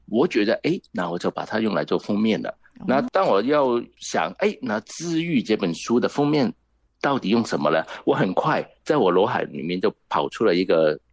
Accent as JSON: {"language": "Chinese", "country": "Hong Kong", "second_language": "Chinese", "said": "你听到我的国语没有很标准，只知道我肯定是来自香港的啦"}